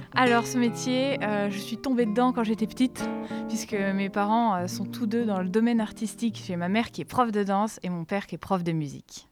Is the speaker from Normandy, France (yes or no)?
no; Vosges, Grand Est, France; moved away; moi, je suis originaire des Vosges, donc euh, il n'y avait rien